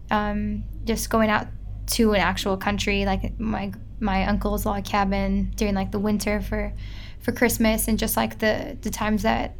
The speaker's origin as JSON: {"language": "English", "town": "Kansas City", "region": "Missouri", "country": "United States", "tie": "born or raised there", "also_born_or_lived": "Cleveland, Ohio", "moved": "as an adult", "lives_now": "Australia", "said": "I was born in Cleveland, Ohio, but I was raised in Kansas City, Missouri"}